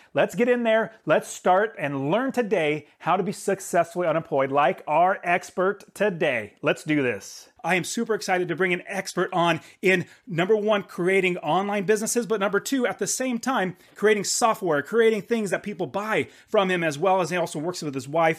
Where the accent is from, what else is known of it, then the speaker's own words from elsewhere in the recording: Fresno, California, United States; That's where I was born in California